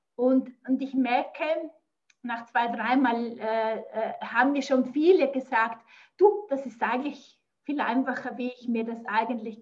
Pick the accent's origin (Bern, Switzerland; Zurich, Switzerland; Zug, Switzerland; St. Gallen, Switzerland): Zurich, Switzerland; near; accent: Swiss; ich komme aus der Nähe von Zürich. Ich wohne im Zürcher Oberland